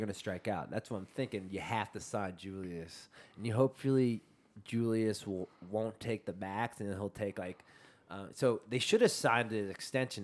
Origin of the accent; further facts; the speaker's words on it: California, United States; my life's based from California.